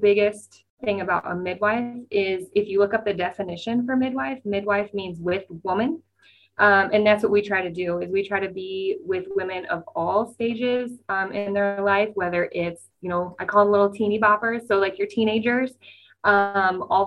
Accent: Nebraska, United States; now in Des Moines, United States; I am from Nebraska

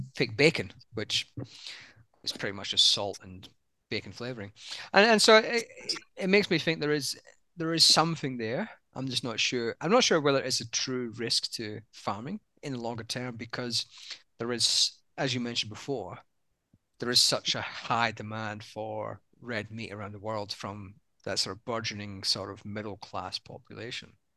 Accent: United Kingdom; moved away as an adult; now in Australia; even though I'm British, i spent most of my career in Australia now

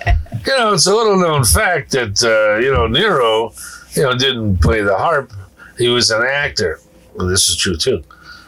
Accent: New England, United States; Look, I come from New England.

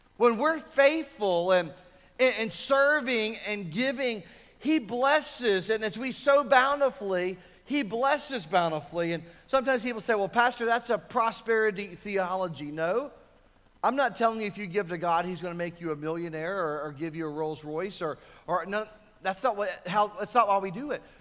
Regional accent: United States

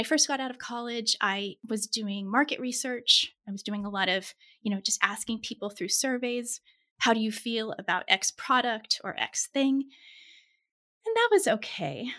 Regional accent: Kansas, United States; also born or lived in Pittsburgh; I was born in Kansas, which for our international listeners is right in the middle of the U.S.

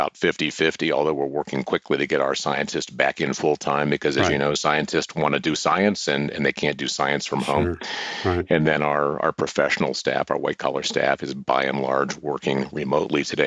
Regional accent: Springfield, Ohio, United States; moved away; also born or lived in Colorado; I grew up in Springfield, Ohio

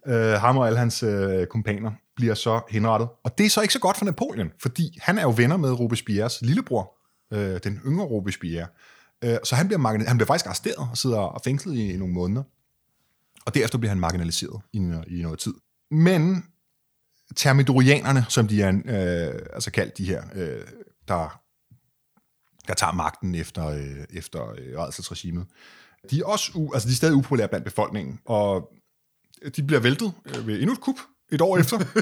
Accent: Denmark; som dansker

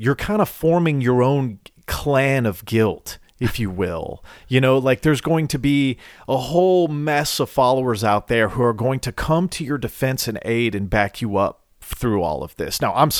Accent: Nashville, Tennessee, United States; I am from Tennessee. I am from Nashville, right. Tennessee. I am from the birthplace of bullshit bubblegum country

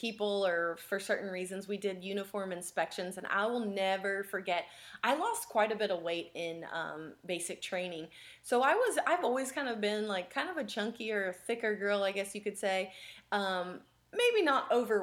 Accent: West Virginia, United States; I grew up in West Virginia

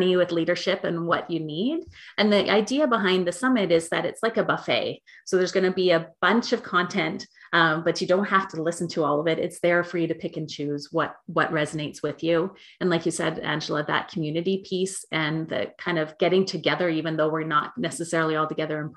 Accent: Canada; I'm from Canada

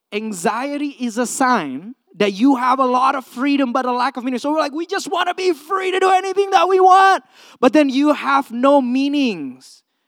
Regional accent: Indonesia; also born or lived in California, United States; now in United States; I came from Indonesia, third world country, grew up in a communal setting

